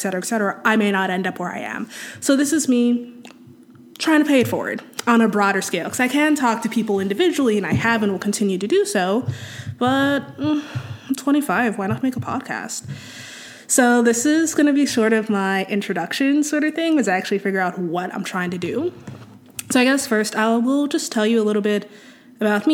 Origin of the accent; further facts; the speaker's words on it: Gaithersburg, Maryland, United States; moved away as an adult; also born or lived in Washington, District of Columbia, United States / New York / Philadelphia; now in Twin Cities, United States; I was born in DC and raised just outside it in Gaithersburg, Maryland